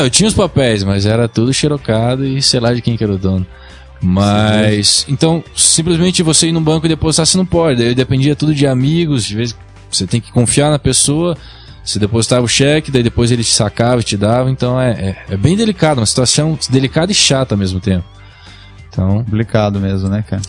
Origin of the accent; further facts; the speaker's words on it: Brazil; moved away as an adult; also born or lived in New York, United States; Eu saí do Brasil com 18 anos, acabei, eu era modelo aqui, modelava em São Paulo